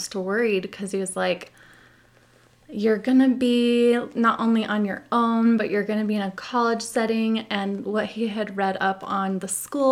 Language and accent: English; Utah, United States; also born or lived in California / Puerto Rico; The only time I've lived outside of Utah, aside from when I was born. So you said, you know, I was born in California, but I only lived there 1 year. Oh, so okay. I kind of pretend I'm a California girl, but I'm really, you know, Utah